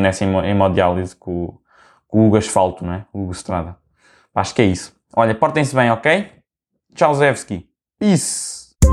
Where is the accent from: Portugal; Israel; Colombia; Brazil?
Portugal; como bom português que eu sou